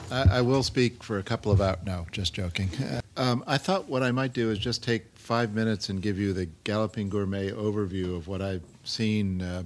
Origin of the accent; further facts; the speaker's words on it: Beirut, Beirut Governorate, Lebanon; born there; also born or lived in Ankara, Turkey; I was born in Beirut because my father was a professor teaching at the American University of Beirut, and he loved to travel. He loved the Middle East, so we also spent time in Ankara, Turkey as a kid.